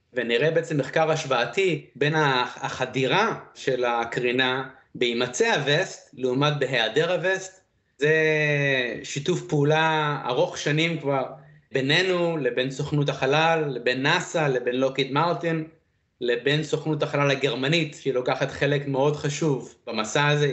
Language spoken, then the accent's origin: Hebrew; Israel; also born or lived in Beersheba, Israel / Dimona, Israel / Iowa, United States; האם גדלתי בישראל? אז למעשה, החודשיים ראשונים ביליתי במדבריות של ישראל, בבאר שבע, דימונה, ואז אה, עברנו לפוסט-דוקטורט של אבא שלי, לשלגים הכבירים של איואה, וביליתי את העשר שנים הראשונות שלי בארצות הברית. וזהו, ואז עברנו לישראל, עשיתי צבא